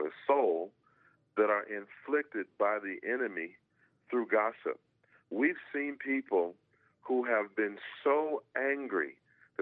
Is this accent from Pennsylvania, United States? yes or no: no; Georgia, United States; when I grew up in Georgia, you know, we had big homes